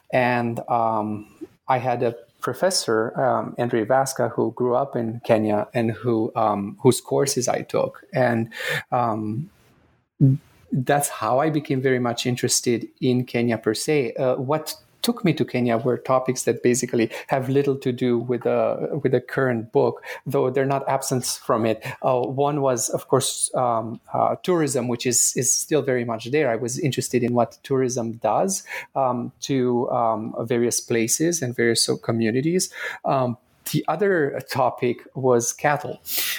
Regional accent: Romania; moved away as an adult; now in Canada; I am originally from Romania. My parents and I immigrated to Canada just after I finished high school. I actually had started college in Romania at University of Transylvania.

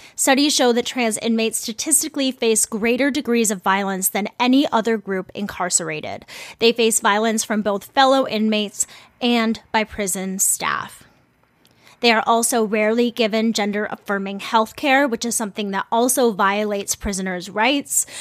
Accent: Ramsey County, Minnesota, United States; I grew up in Ramsey County

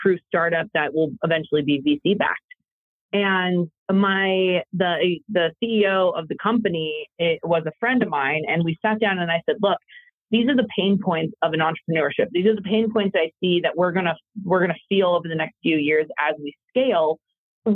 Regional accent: Las Vegas, Nevada, United States; moved away as an adult; also born or lived in Washington, D.C.; This is my hometown. I grew up here. I love Las Vegas

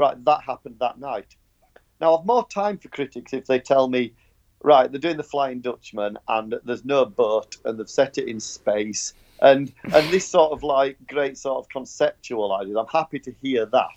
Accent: Yorkshire and the Humber, United Kingdom; I'm from Yorkshire.

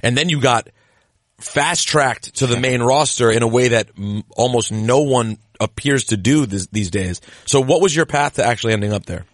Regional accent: United States; also born or lived in Lanham, Maryland; we're from the same neck of the woods. You're from the D M V

